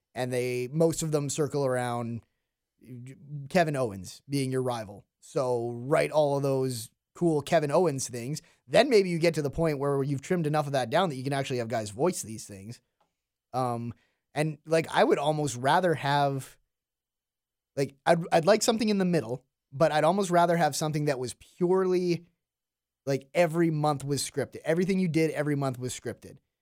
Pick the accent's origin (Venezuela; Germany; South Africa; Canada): Canada; as a Canadian